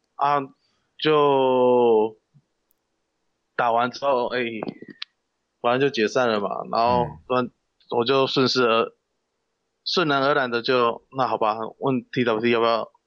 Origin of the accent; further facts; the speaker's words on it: Kaohsiung, Taiwan; 我是南部人，南部高雄人，高雄嗯。刚生的